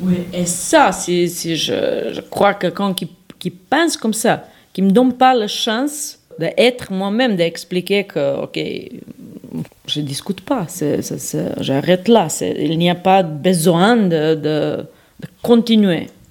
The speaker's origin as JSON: {"language": "French", "country": "Serbia", "moved": "yes", "lives_now": "Switzerland", "said": "Je viens de Serbie"}